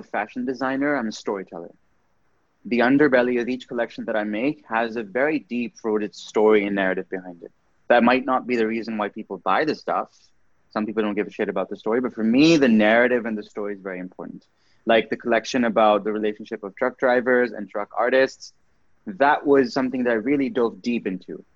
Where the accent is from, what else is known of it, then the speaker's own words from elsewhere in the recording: Pakistan; moved away as an adult; also born or lived in Canada; So growing up in Pakistan was very interesting for me. But what I did realize was that when I left Pakistan for university